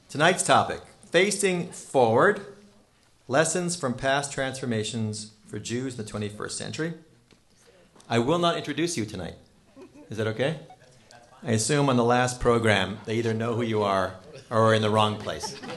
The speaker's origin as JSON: {"language": "English", "country": "Canada", "said": "as a Canadian, also Canada"}